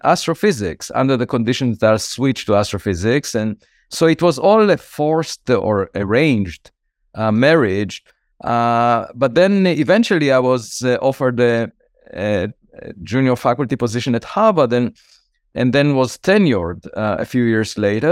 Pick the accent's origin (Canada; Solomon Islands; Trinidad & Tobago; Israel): Israel; moved away as an adult; now in United States; I was born in Israel